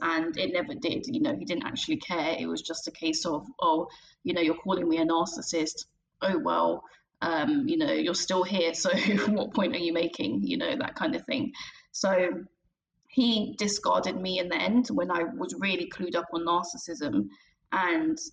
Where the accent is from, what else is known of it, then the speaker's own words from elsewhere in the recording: London, United Kingdom; I'm from London in England